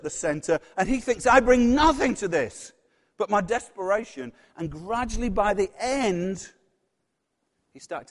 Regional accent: Yorkshire and the Humber, United Kingdom; accent: Yorkshire; my Yorkshire accent

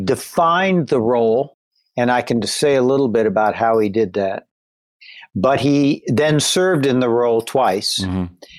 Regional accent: Ohio, United States; Well, this was Ohio in the 1950s. This was the post-World War II generation.

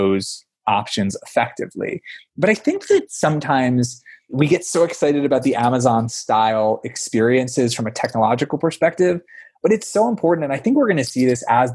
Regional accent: Pennsylvania, United States; it was Wegmans growing up in Pennsylvania

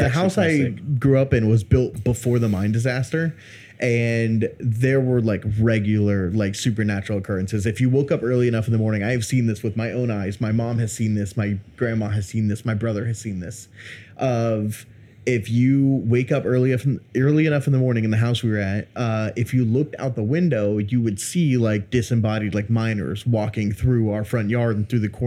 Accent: Athens, Ohio, United States; born or raised there

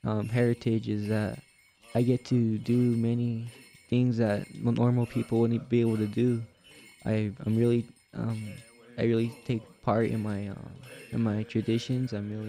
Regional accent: Cochiti Pueblo, New Mexico, United States; I'm from Cochiti Pueblo. I'm a Native American.

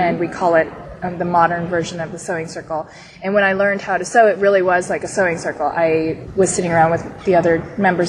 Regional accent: San Diego, California, United States; I'm 29. I grew up in San Diego with both of the Melissas.

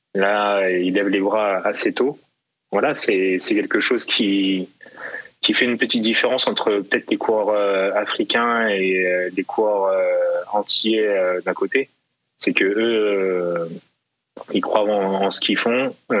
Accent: Versailles, Île-de-France, France; je né, je suis né à Versailles, en région parisienne

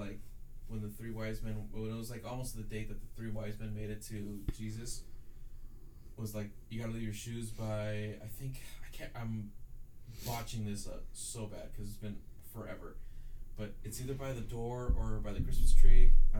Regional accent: Oklahoma, United States; I grew up in Oklahoma, man.

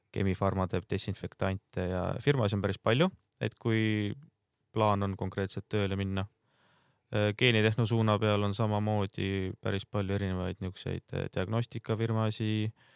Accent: Rapla, Rapla County, Estonia; ma olen ise Raplast pärit

